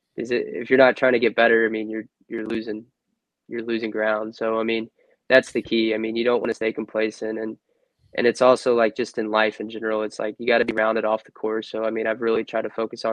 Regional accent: Louisville, Kentucky, United States; I was born in Louisville

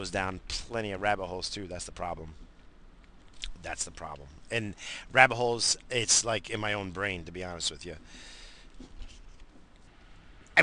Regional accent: United States; we're fucking American

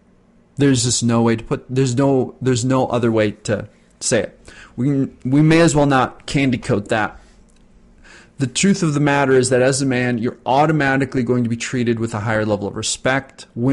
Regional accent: New York City, New York, United States; They don't know I grew up in the Bronx, had to feed myself as a child while my father was away working

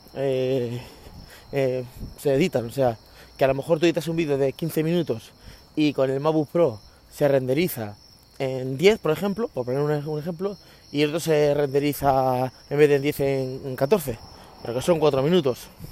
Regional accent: Spain; los españoles comemos pan

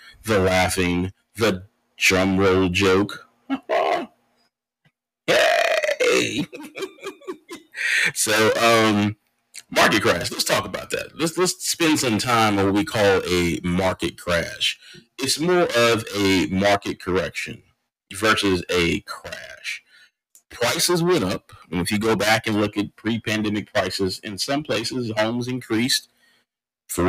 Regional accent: Austin, Texas, United States; now in Maryland, United States; my hometown of Austin

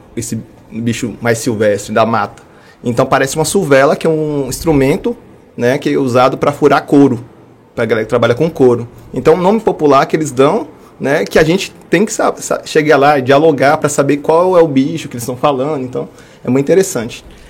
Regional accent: Montes Claros, Minas Gerais, Brazil; also born or lived in Ouro Preto; Eu sou nascido em Montes Claros. É, fiz toda a minha graduação e mestrado também na Universidade Estadual de Montes Claros

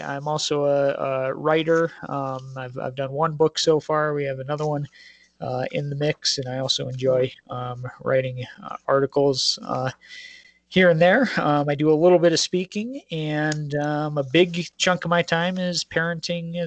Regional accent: Colorado, United States; I grew up in the Rocky Mountains here in Colorado

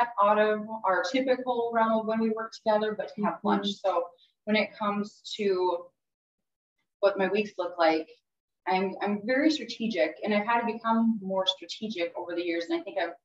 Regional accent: Morris, Minnesota, United States; moved away as an adult; also born or lived in St. Cloud, Minnesota; now in Fargo, United States; I grew up in Morris, Minnesota.

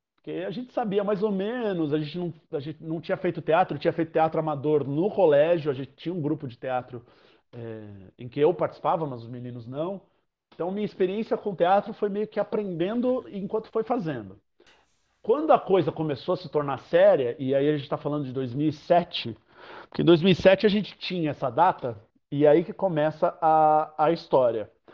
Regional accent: São Paulo, Brazil; sou nascido, crescido e poluído em São Paulo. É, sempre morei em São Paulo, na zona norte de São Paulo

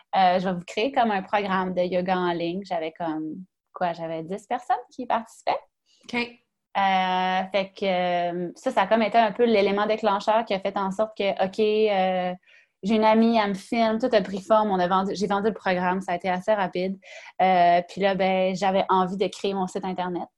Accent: Quebec, Canada; je viens du Saguenay-Lac-Saint-Jean

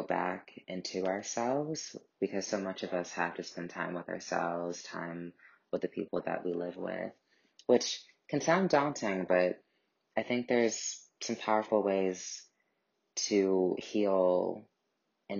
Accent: St. Louis, Missouri, United States; moved away as an adult; also born or lived in New York; I'm calling from St. Louis, Missouri

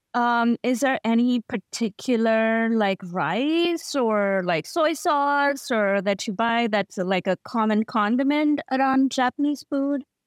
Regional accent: India; as an Indian

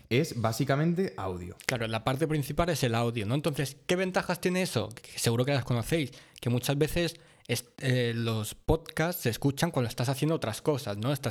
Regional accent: Mallorca, Balearic Islands, Spain; Un par mallorquín, porque somos de Mallorca.

